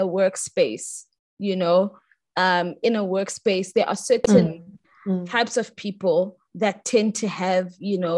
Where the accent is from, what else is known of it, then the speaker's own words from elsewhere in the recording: South Africa; as Black South Africans